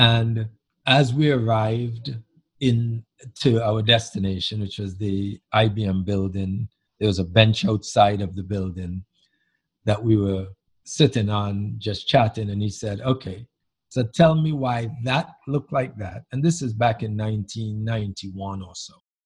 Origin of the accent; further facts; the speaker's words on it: Antigua & Barbuda; moved away; the community that I grew up in Antigua many years ago, back in the 50s and through the 60s